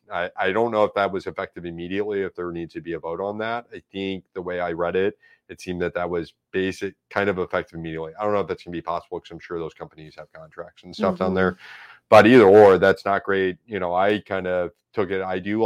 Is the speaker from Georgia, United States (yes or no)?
no; St. Louis, Missouri, United States; You know, and I grew up there. I went to Gateway. Like, you know, I grew up in Dogtown, but you know, I wasn't allowed to.